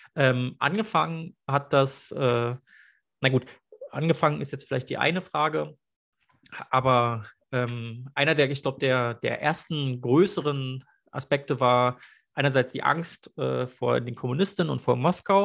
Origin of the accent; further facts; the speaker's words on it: Berlin, Germany; ich bin Berliner